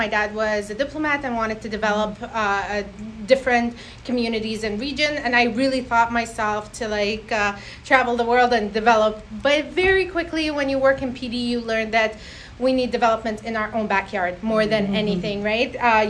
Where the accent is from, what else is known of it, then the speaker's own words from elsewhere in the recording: Sudan; also born or lived in Iraq; now in Canada; But my parents grew up in London, and I was born in Iraq. And at the age of 3, I moved to Africa. So I did my school in Sudan, which essentially I was the only white girl.